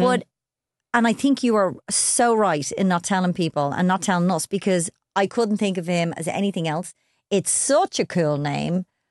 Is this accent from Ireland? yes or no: yes; Ireland; we're Irish